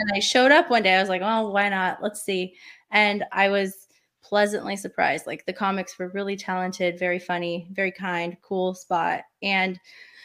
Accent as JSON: {"language": "English", "town": "Portland", "country": "United States", "said": "I'm not from this area, you know, I'm from Portland area"}